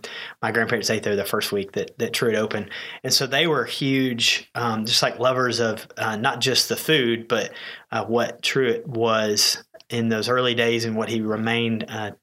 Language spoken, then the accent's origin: English; Atlanta, Georgia, United States; now in Branson, United States; I grew up in Atlanta, Georgia, around Chick-fil-A.